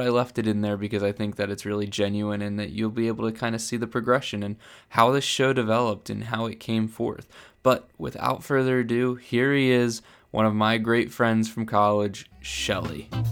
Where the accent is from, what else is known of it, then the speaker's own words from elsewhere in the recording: Philadelphia, Pennsylvania, United States; moved away; also born or lived in New Jersey; I grew up right outside of Philadelphia